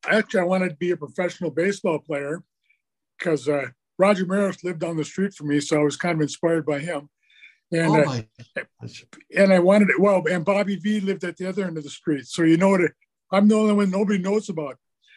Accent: Fargo, North Dakota, United States; I'm originally from Fargo, North Dakota.

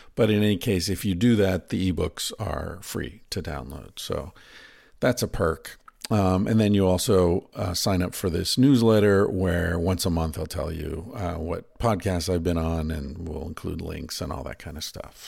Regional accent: United States; I'm American

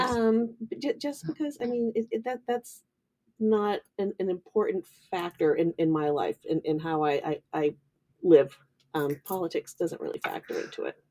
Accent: Kittery, Maine, United States; I grew up in Admiralty Village in Kittery

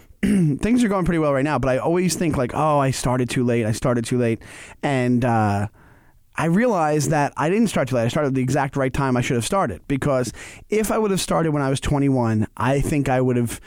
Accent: Stewart Manor, New York, United States; I grew up in Stewart Manor, which is literally six blocks. Like, there's it's so small that it's just the street names are A through F, because that's it. After F, it's done.

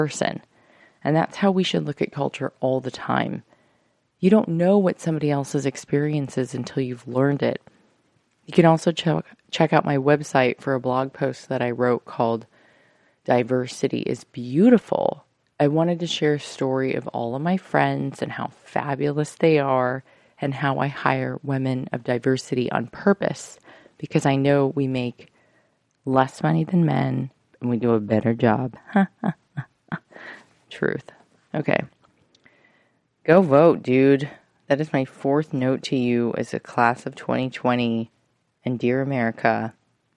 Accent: United States; as Americans

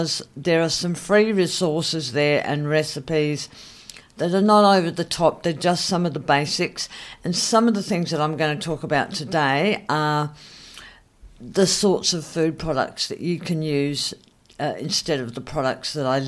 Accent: Adelaide, South Australia, Australia; here in my hometown in Adelaide

